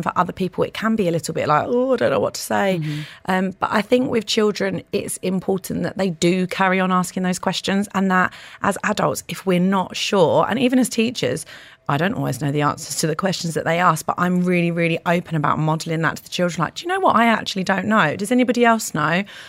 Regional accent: United Kingdom; moved away as an adult; also born or lived in Pakistan; now in Dubai, United Arab Emirates; coming from the UK

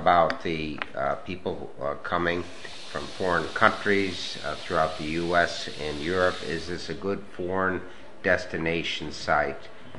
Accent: New York, United States; Now I'm from New York.

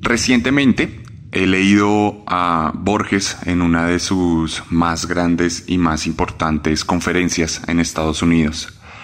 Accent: Colombia; éramos nosotros los colombianos

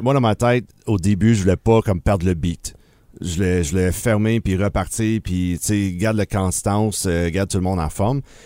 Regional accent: Bromont, Quebec, Canada; also born or lived in Sherbrooke; now in Granby, Canada; j'étais natif de Bromont

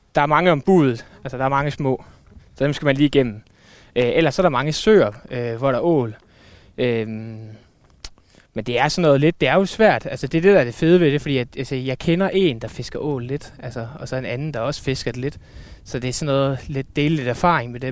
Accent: Randers, Central Denmark Region, Denmark; now in Aarhus, Denmark; nu er jeg flyttet til Aarhus, men jeg, jeg kommer fra Randers

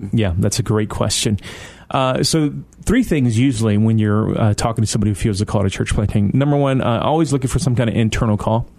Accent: Detroit, Michigan, United States; moved away; also born or lived in East Moline, Illinois / Toronto, Canada; I was born in East Moline, so that's you know, about two hours outside of Chicago in the, in the Quad Cities, uh, and so uh, but I grew up in Detroit

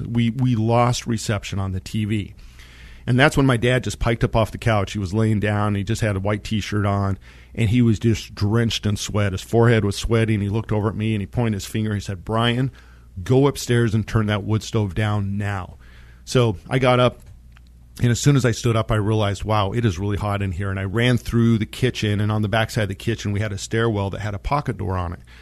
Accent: San Luis Valley, southern Colorado, United States; I grew up in the San Luis Valley, which is a high mountain valley down in southern Colorado

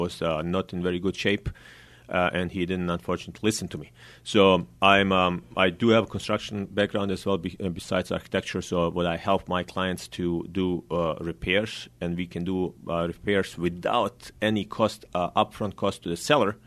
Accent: Bosnia & Herzegovina; now in Sacramento, United States; I'm originally from Bosnia

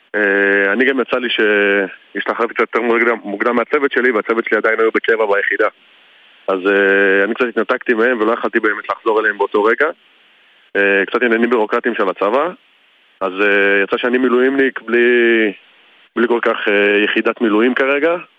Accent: Beersheba, Southern District, Israel; שנינו גדלנו בבאר שבע

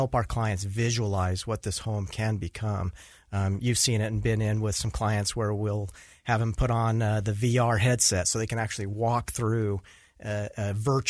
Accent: Utah, United States; also born or lived in Washington; I was born in Washington, but grew up here in Utah

